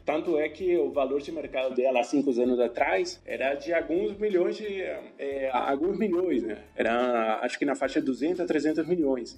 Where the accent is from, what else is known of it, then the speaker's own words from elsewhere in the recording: Asunción, Paraguay; Portuguese is a second language; moved away as an adult; now in Brazil; eu sou de Assunção, Paraguai. Eu moro no Brasil já há alguns anos